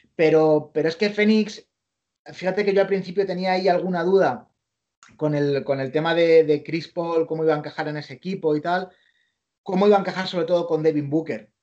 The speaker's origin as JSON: {"language": "Spanish", "country": "Spain", "also_born_or_lived": "New York, United States", "said": "soy un periodista español"}